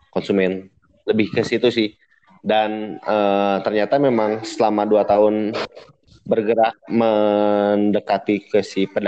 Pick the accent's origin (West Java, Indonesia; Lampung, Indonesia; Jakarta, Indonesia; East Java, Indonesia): West Java, Indonesia; Bandung; Saya dari Bandung.